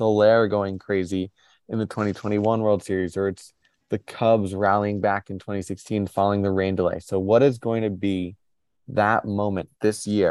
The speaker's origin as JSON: {"language": "English", "region": "New York", "country": "United States", "said": "as a New Yorker, as a Mets fan"}